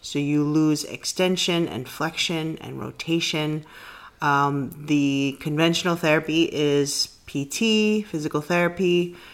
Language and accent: English; New York City, New York, United States; I grew up in the Bronx